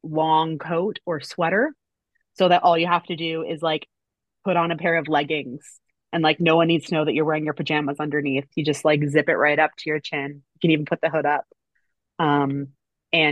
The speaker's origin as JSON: {"language": "English", "country": "Canada", "said": "I'm Canadian"}